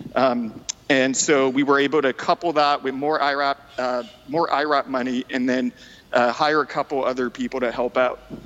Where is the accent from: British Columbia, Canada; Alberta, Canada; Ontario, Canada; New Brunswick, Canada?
New Brunswick, Canada; first language French; English is a second language; moved away as an adult; now in Vancouver, Canada; So I'm originally from New Brunswick, uh, Eastern Canada. I basically lived there most of my life, and then uh, five years ago moved to Vancouver.